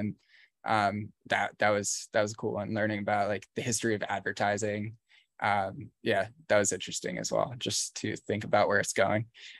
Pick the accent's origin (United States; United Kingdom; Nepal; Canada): United Kingdom; England; I'm an English guy, I'm a writer